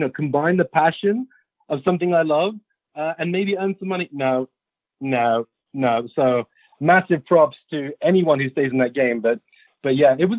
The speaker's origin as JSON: {"language": "English", "region": "London", "country": "United Kingdom", "moved": "yes", "said": "I'm from West London. I'm from Kensington."}